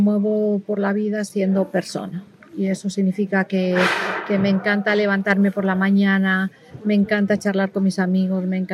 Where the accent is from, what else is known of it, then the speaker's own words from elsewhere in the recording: Castile and León, Spain; me queda muy rico el cabrito, cuchifrito, que es tradicional de, mi tierra, de la parte del sur de la, de, la, provincia de Salamanca.